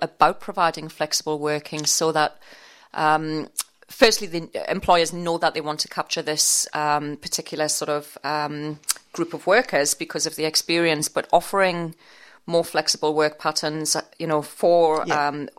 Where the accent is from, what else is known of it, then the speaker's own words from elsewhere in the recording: Newcastle upon Tyne, North East England, United Kingdom; accent: Geordie; I'm a Geordie from Newcastle upon Tyne. No piece of software understands the northeast accent.